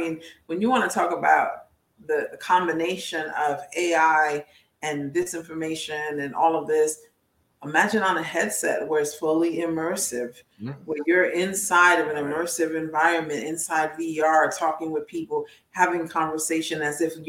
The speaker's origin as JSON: {"language": "English", "region": "New York", "country": "United States", "said": "I'm from New York."}